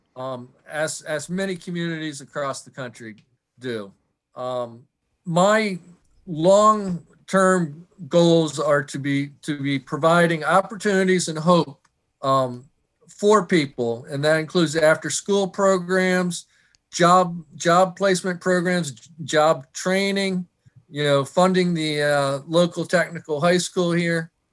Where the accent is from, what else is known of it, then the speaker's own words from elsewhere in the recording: Michigan, United States; moved away as an adult; also born or lived in Newark, Delaware; now in Fair Hill, United States; I grew up in Michigan and moved down to, uh, Newark, Delaware to go to the University of Delaware in nineteen eighty-two